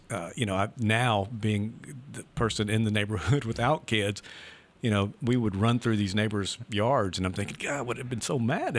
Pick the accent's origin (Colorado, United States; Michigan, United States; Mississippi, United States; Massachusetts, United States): Mississippi, United States; Leland; growing up in Leland, Mississippi, you know, the Delta, so kind of a flat area.